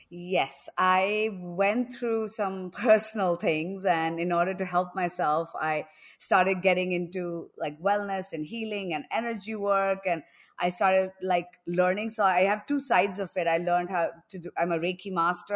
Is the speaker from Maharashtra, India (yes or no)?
no; New Delhi, Delhi, India; moved away as an adult; also born or lived in New York; now in Goa, India; I'm actually from New Delhi, but for the past few years, I've been living in Goa because everything is online